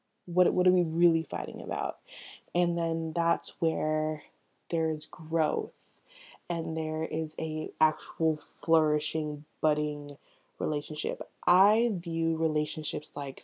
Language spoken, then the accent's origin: English; Orlando, Florida, United States; That's where I live. I'm from Orlando